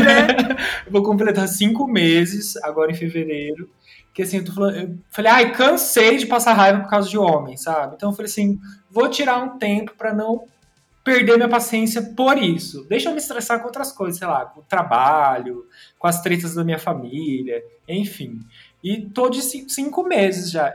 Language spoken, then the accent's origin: Portuguese; Tapira, Brazil; moved away; Eu saí do armário lá em Tapira, que é a minha cidade natal